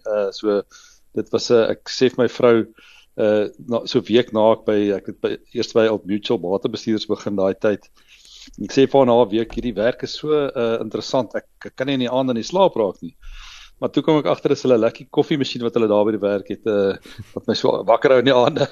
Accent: Meyerton, Gauteng, South Africa; ek het uh, groot geword op 'n klein dorpie Meyerton, uh, daar in naby naby so hier syd van Johannesburg.

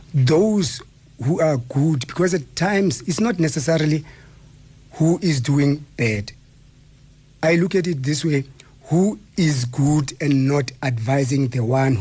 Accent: Eastern Cape, South Africa; now in Gauteng, South Africa; I mean, I came from the Eastern Cape, and then when I got here, I mean, I was a Transvala, and I was doing my thing here.

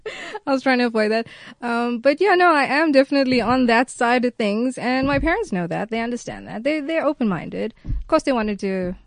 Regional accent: Johannesburg, Gauteng, South Africa; accent: confused accent; Yes, I went to the Hill High School in Joburg.

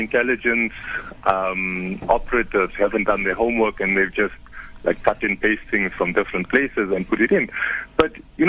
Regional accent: South Africa; all of us as South Africans

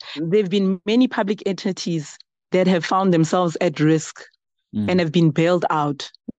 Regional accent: South Africa; us as South Africans

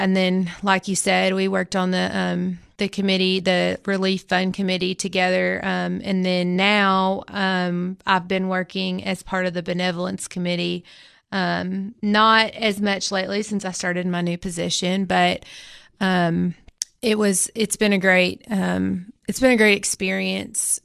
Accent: Baxter, Tennessee, United States; I'm also from Baxter originally

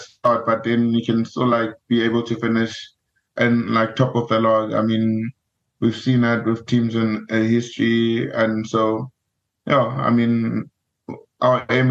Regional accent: Free State, South Africa; I am from the Free State

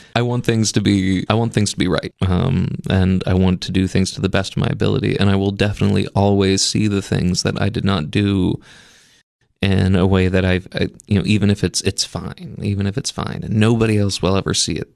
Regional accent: outside of Memphis, Tennessee, United States; moved away as an adult; also born or lived in Maine; I was originally, you know, born in Maine, but I was raised outside of Memphis, Tennessee

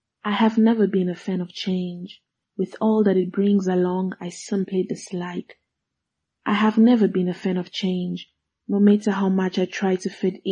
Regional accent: DR Congo; first language Swahili; English is a second language; also born or lived in South Africa; now in Johannesburg, South Africa; from the Republic Democratic of Congo. I am currently residing in South Africa

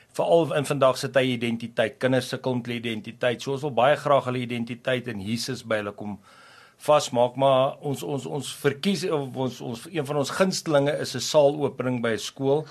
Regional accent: Pretoria, Gauteng, South Africa; ek het daar in die Moot, Pretoria se deel groot geword.

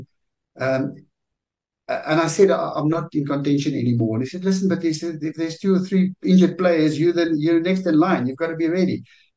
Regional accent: Harrismith, Free State, South Africa; I grew up in Harry Smith in the Free State.

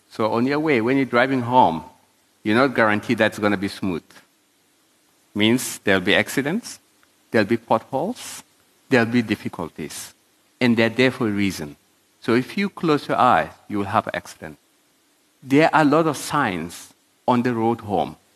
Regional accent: South Africa; I'm an African in African. I'm South African. I have documentation like everybody else.

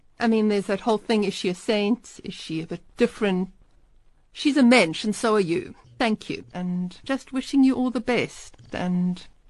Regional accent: Pretoria, Gauteng, South Africa; I was born in Pretoria in 1969 at the HF of Wout Hospital.

